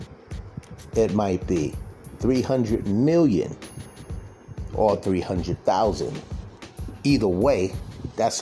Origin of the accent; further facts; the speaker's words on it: Boston, Massachusetts, United States; I wasn't from the Bronx, I wasn't from New York, I'm from Boston.